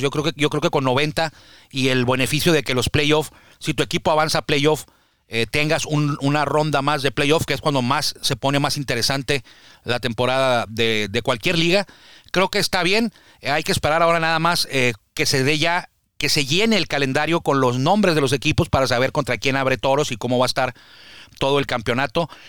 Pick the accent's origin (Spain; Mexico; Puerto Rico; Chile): Mexico; Baja California; somos aquí de Baja California